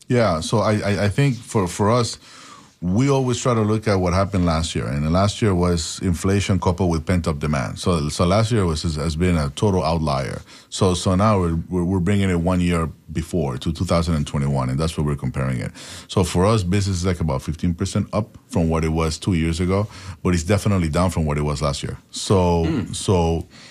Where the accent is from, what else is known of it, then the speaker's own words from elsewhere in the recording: Panama; now in United States; I'm an immigrant from Panama